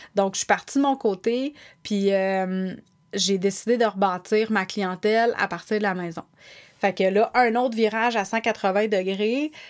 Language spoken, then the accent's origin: French; Sainte-Thérèse, Quebec, Canada; also born or lived in Montreal / Blainville / Laval; Je suis née à Montréal, dans le quartier Saint-Henri